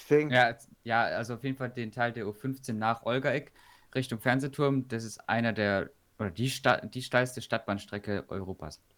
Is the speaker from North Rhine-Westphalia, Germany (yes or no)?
no; Stuttgart, Baden-Württemberg, Germany; bei uns in Stuttgart